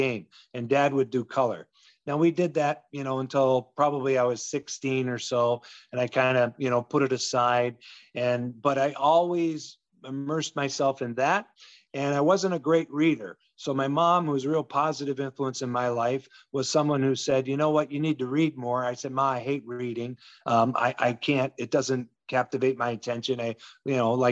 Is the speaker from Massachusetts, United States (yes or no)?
yes; Western Massachusetts, United States; moved away; also born or lived in Hartford / North Carolina / Seattle; I grew up in Western Massachusetts